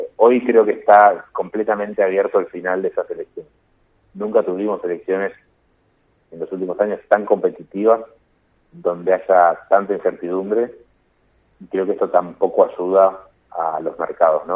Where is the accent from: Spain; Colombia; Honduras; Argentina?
Argentina